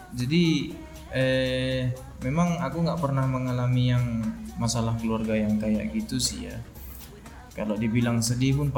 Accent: Sibolga, North Sumatra, Indonesia; now in Medan, Indonesia; kan aku kan orang Sibolga

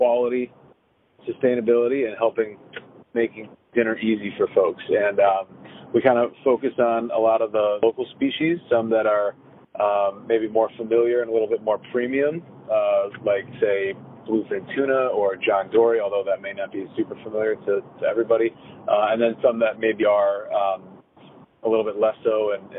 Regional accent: Chicago, Illinois, United States; moved away as an adult; also born or lived in Boston; now in Providence, United States; I'm from Chicago and moved to Boston in like 2013 or 2014.

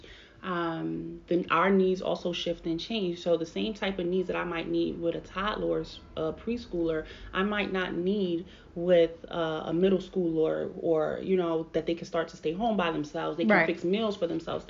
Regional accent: New York, United States; now in Philadelphia, United States; I'm from New York

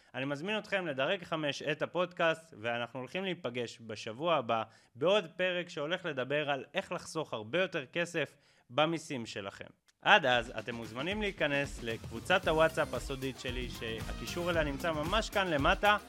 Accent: Israel

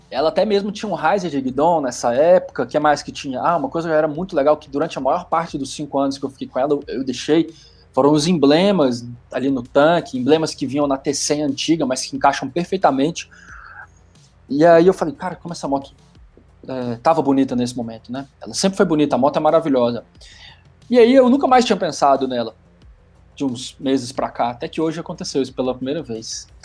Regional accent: Belo Horizonte, Minas Gerais, Brazil; ter ido até Belo Horizonte, que é a minha cidade natal, com essa moto

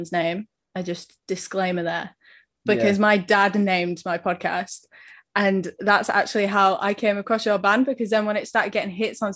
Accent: England, United Kingdom; I'm English

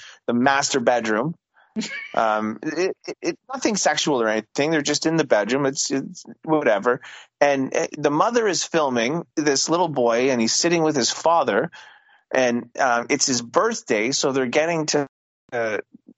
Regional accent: Canada; I'm so Canadian

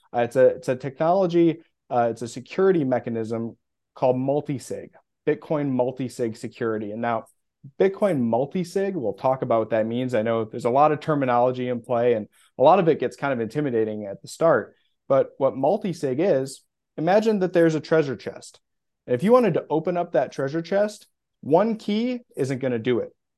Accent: Midwest, United States; moved away as an adult; also born or lived in Minneapolis, Minnesota; now in Austin, United States; I'm not from Austin, Texas, although that's where I live currently. I'm from the Midwest

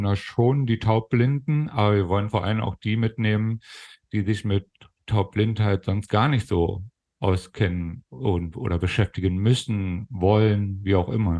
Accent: Germany; accent: Berlin; also born or lived in Hannover; now in Kassel, Germany; meine Kindheit und Jugend in der, in der DDR äh, äh, ähm, habe ich verlebt.

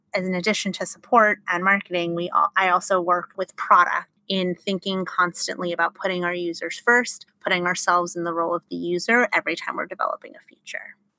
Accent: Los Angeles, California, United States; Grew up in Los Angeles

